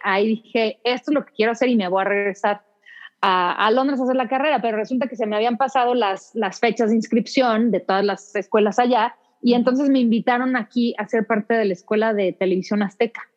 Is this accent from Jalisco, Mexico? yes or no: no; Mexico City, Mexico; also born or lived in London / United States; Y cuando cumplí dos años nos venimos de regreso y ya mis hermanos nacieron acá, pero he vivido casi toda mi vida aquí en la Ciudad, de México. Soy chilanga de, Hueso Colorado.